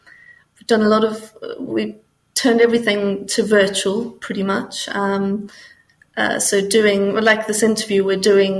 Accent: Botswana; also born or lived in Namibia; I grew up in Botswana and Namibia, and we used to drive to the coast, drive to Cape Town or Durban in South Africa

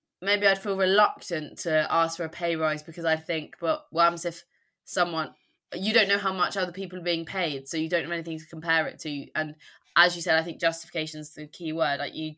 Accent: United Kingdom; I think it is culturally we are, as in British people, less likely to cause conflicts, kick up a fuss, as you said.

